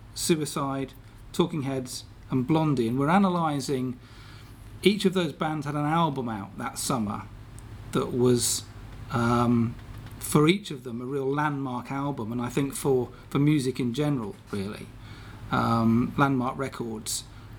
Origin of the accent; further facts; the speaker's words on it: United Kingdom; How British are we?